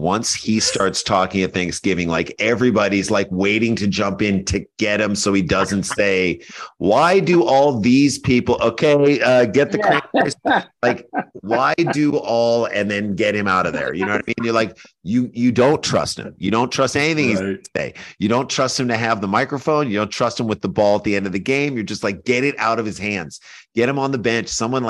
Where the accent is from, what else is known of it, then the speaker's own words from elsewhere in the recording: St. Louis, Missouri, United States; because we grew up in St. Louis at the exact same time.